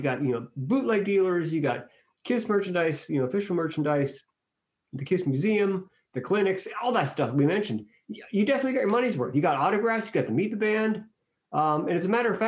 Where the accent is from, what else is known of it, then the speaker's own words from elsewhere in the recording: Pittsburgh, Pennsylvania, United States; in your hometown